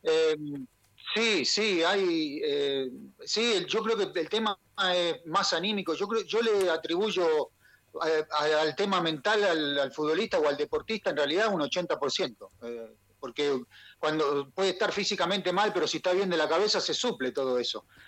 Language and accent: Spanish; Quilmes, Buenos Aires Province, Argentina; also born or lived in Avellaneda / Saladillo; now in Chile; Yo, yo nací en Avellaneda. Ah. Eh, y viví en Quilmes toda mi ah, infancia